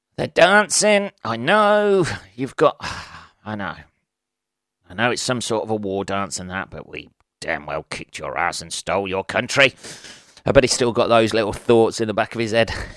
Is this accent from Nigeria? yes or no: no; England, United Kingdom; being an Englishman